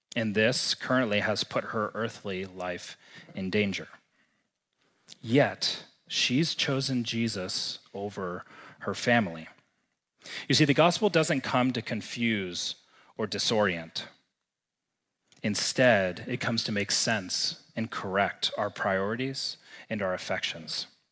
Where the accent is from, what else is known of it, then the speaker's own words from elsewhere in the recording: Texas, United States; moved away as an adult; now in Missoula, United States; growing up and spending the first twenty-five years of my life in the great state of Texas.